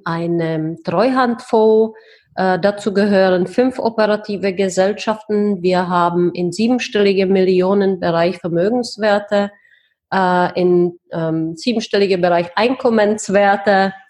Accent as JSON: {"language": "German", "town": "Plzeň", "region": "Plzeň Region", "country": "Czechia", "tie": "born or raised there", "also_born_or_lived": "Heidelberg, Germany / Switzerland / Brussels, Belgium", "second_language": "German", "moved": "as an adult", "lives_now": "Prague, Czech Republic", "said": "ich bin tatsächlich in Pilzen geboren ähm, ich bin mit 19 nach Deutschland ausgewandert"}